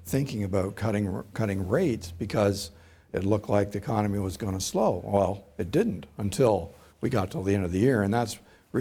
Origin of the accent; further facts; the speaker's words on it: Oshawa, Ontario, Canada; I grew up in Oshawa